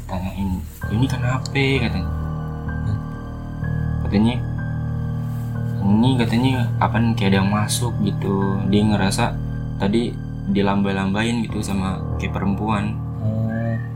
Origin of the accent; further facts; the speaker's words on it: Banten, Indonesia; lagi ada acara gitu kan di kampung gua di Banten